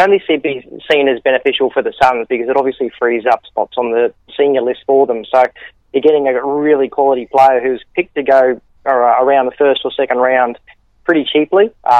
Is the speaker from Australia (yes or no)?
yes; Brisbane, Queensland, Australia; moved away as an adult; now in Gold Coast, Australia; I grew up in Brisbane, was a big Lions supporter as a kid, spent the last 5 or 6 years on the Gold Coast.